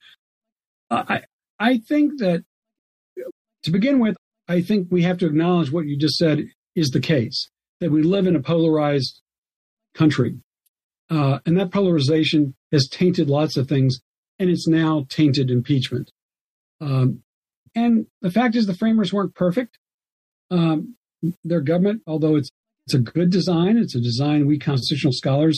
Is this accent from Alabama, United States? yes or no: yes; Alabama, United States; now in North Carolina, United States; my home state, for example, of Alabama